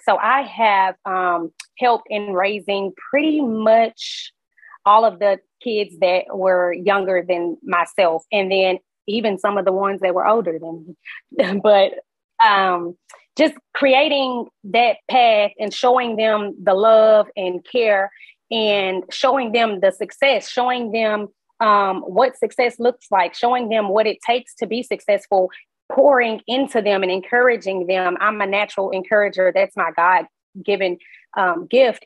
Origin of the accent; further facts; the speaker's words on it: Houston, Texas, United States; grew up in Sunnyside